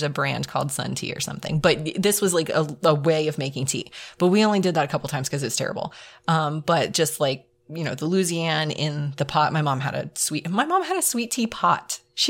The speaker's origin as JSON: {"language": "English", "region": "South Carolina", "country": "United States", "tie": "born there", "also_born_or_lived": "Pennsylvania", "lives_now": "Georgia, United States", "said": "So I was born in South Carolina, like my parents before me and my grandparents before them. So we are all South Carolinians. But I've also lived in North Carolina and now Georgia"}